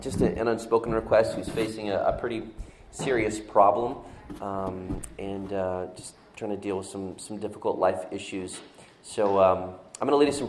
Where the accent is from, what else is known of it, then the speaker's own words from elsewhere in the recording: Florida, United States; moved away as an adult; also born or lived in Northeast United States; now in Northeast, United States; I saw snow like once growing my 20 years living in Florida